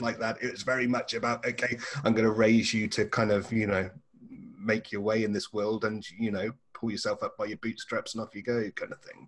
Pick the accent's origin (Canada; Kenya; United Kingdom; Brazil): United Kingdom; England; moved away as an adult; now in Australia; I'm an Englishman, and uh, so Australia is a relatively new home for me